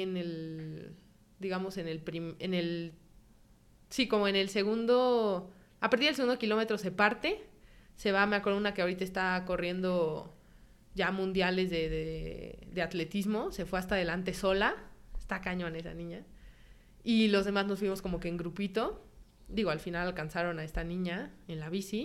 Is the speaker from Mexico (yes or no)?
yes; Mexico; moved away as an adult; also born or lived in San Sebastián, Spain; soy mexicana